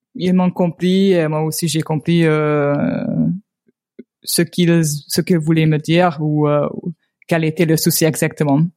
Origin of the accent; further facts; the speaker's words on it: Hungary; French is a second language; also born or lived in Toulouse, France; je viens de Hongrie. Euh, je viens euh, d'une petite ville dans la partie est de la Hongrie